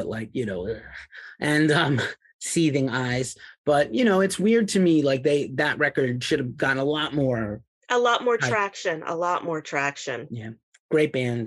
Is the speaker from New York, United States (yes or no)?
yes; New York City, New York, United States; moved away; also born or lived in New England / Boston area; my hometown, New York City